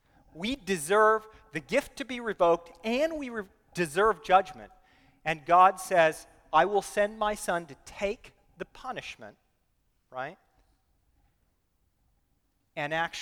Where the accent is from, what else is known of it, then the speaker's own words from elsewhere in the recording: United States; as an American